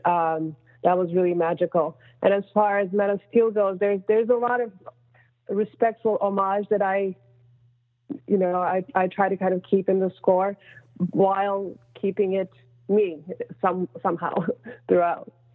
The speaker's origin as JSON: {"language": "English", "country": "Turkey", "moved": "yes", "said": "I'm from Turkey originally"}